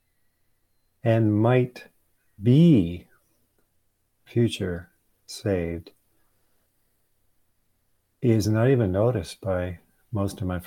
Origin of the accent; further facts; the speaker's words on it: Michigan, United States; moved away; Kathy and I went back to my home state